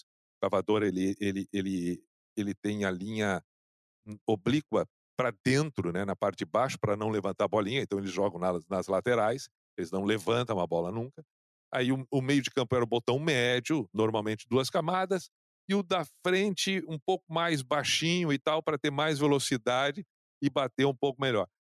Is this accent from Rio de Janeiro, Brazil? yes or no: no; Canoas, Rio Grande do Sul, Brazil; no bairro onde eu, onde eu cresci, em Canoas